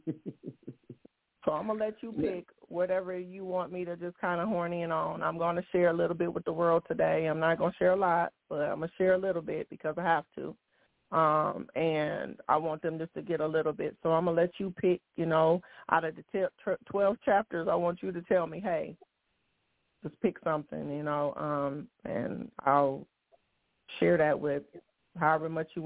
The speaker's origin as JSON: {"language": "English", "town": "Toledo", "region": "Ohio", "country": "United States", "tie": "born or raised there", "also_born_or_lived": "Detroit, Michigan / San Bernardino, California / Pensacola, Florida", "moved": "as an adult", "lives_now": "Foley, United States", "said": "When I was 4, we moved to Toledo, Ohio, and that's where I was pretty much from 4 to 30."}